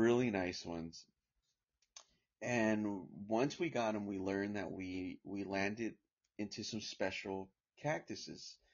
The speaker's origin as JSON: {"language": "English", "region": "California", "country": "United States", "tie": "born or raised there", "said": "I was born here in California, but go back and forth, out of the state, out of the country, I was raised in a farm and here in California as well too"}